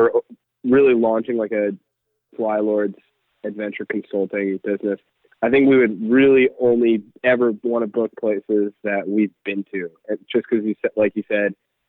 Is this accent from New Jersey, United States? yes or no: yes; New Jersey, United States; also born or lived in Tennessee; I grew up in New Jersey